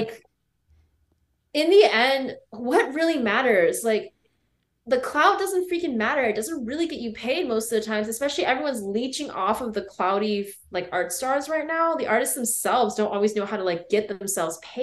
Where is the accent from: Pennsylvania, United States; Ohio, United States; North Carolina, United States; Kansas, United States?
Pennsylvania, United States; State College; I grew up in State College, Pennsylvania